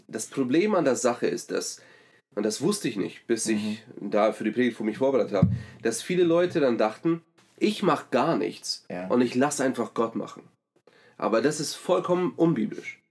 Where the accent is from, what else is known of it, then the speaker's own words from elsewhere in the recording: Germany; als Deutsche